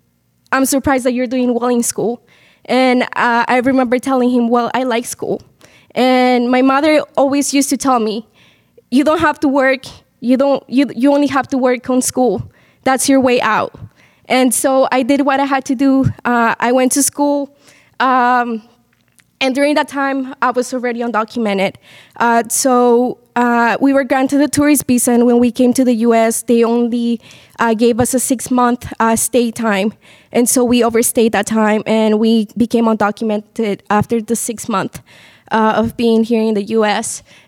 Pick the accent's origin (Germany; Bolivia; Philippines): Bolivia; I'm originally from Bolivia.